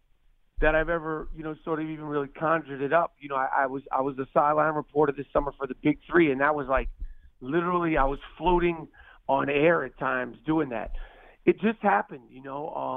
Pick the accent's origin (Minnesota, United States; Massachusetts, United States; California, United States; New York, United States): New York, United States; New York City; I grew up in New York City